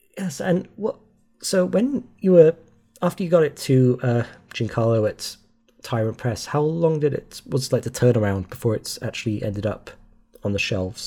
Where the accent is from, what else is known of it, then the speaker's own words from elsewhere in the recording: Wales, United Kingdom; moved away; that's technically where I'm from, but that was years ago.